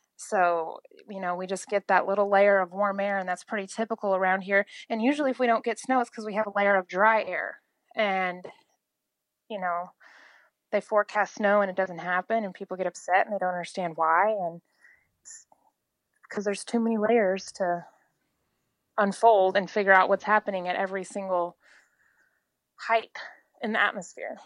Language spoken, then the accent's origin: English; Oklahoma, United States; from Oklahoma